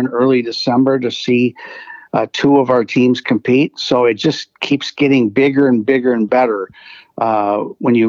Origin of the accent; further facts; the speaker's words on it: St. Paul, Minnesota, United States; I'm from St. Paul, Minnesota.